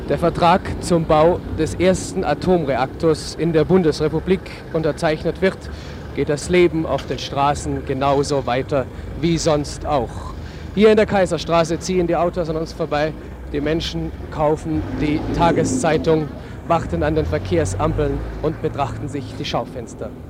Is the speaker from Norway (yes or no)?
yes; Norway; German is a second language; Ich bin aus Norwegen, ich verstehe nichts.